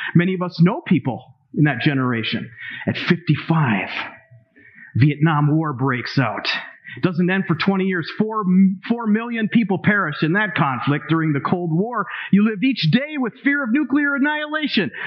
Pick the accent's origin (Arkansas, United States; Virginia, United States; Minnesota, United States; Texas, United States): Minnesota, United States; I'm from Minnesota